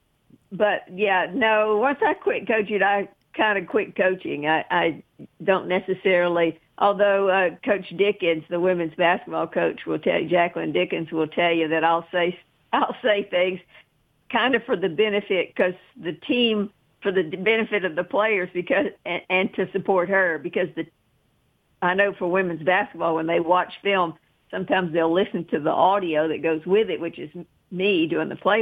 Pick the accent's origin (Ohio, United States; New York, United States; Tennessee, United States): Tennessee, United States; Chattanooga; also born or lived in Cleveland, Tennessee; I grew up in Chattanooga